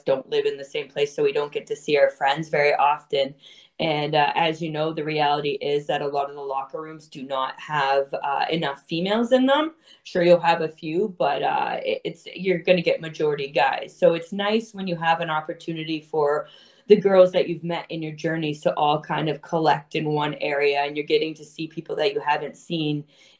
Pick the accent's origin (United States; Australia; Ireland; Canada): Canada; Toronto, Ontario; I'm born and raised in Toronto